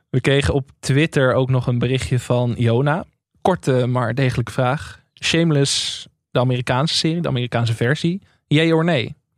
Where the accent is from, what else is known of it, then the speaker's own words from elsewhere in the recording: Enkhuizen, North Holland, Netherlands; in Enkhuizen, waar ik vandaan kom.